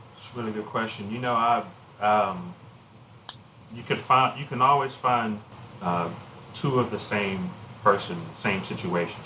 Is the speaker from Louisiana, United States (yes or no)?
yes; Alexandria, Louisiana, United States; my hometown of Alexandria